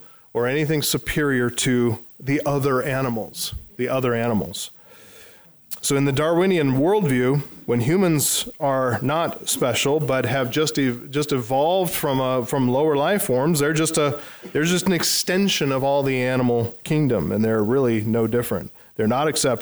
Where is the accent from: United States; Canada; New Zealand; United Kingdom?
United States